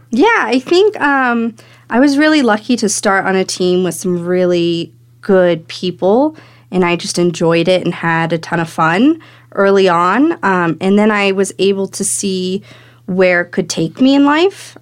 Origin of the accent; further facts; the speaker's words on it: Fairplay, Colorado, United States; I grew up in Fair Play, Colorado